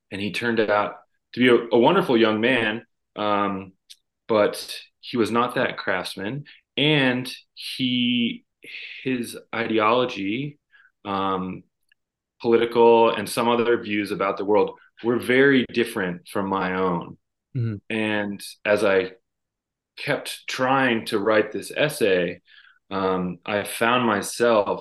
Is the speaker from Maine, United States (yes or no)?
yes; Maine, United States; also born or lived in Iowa / Wyoming; I grew up in Maine and worked in a lot of the old houses here.